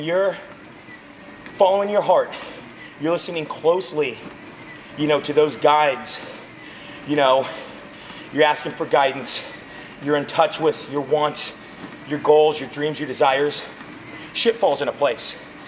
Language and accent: English; Visalia, California, United States; also born or lived in Fresno / Pasadena; now in Tulare, United States; I was born and raised in this area. I was born and raised in Visalia.